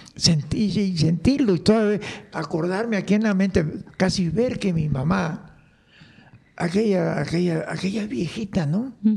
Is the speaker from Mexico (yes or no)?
yes; Motozintla, Chiapas, Mexico; yo nací en, se llama Motocintla con Z, Motocintla. Motocintla. Está en el estado de Chiapas, pegado al río Suchate, ayer este, con frontera con Guatemala